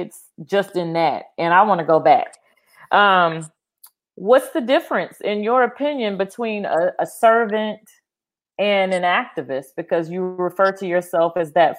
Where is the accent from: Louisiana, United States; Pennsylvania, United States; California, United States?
Louisiana, United States; Winnfield; Winfield, Louisiana. That's my hometown